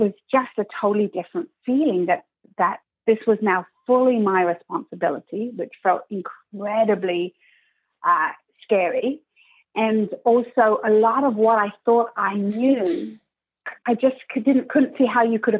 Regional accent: England, United Kingdom; moved away as an adult; also born or lived in Switzerland; now in Toronto, Canada; I'm obviously from England.

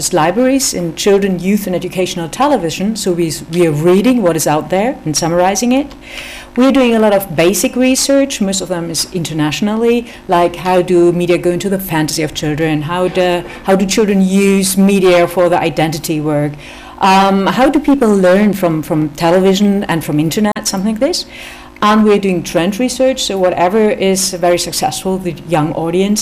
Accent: Germany; I'm from Germany, so I'm a little bit from the outside

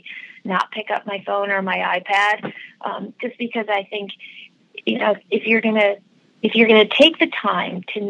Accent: Rochester, New York, United States; moved away as an adult; also born or lived in Boston; I grew up in Rochester, New York, and all through high school and all through college, I worked at a department store in Rochester

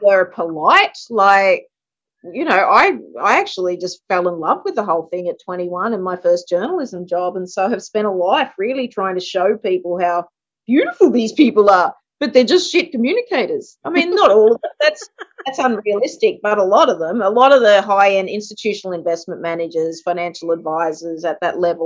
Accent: Gunnedah, New South Wales, Australia; I grew up in Gunnedah

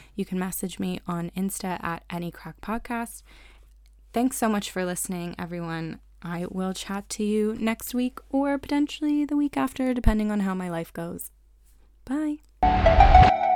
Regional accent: Hershey, Pennsylvania, United States; I grew up near Hershey, Pennsylvania

